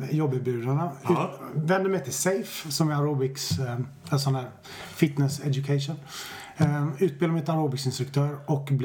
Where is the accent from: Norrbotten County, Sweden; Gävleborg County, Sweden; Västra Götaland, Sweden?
Västra Götaland, Sweden; Stenungsund; moved away as an adult; also born or lived in Japan; now in Stockholm, Sweden; Jag har bott i Stockholm i 20 år men jag föddes i Stenungsund på västkusten.